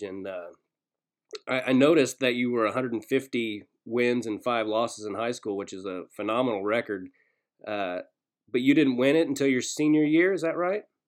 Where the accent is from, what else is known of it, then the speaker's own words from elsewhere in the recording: Kansas, United States; also born or lived in Arkansas; I grew up in Kansas, but I was born in Arkansas and I lived there till I was about five